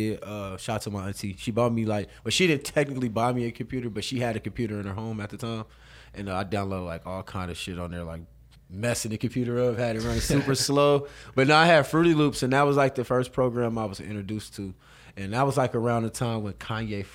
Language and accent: English; Carbondale, Illinois, United States; I'm from Carbondale, Illinois.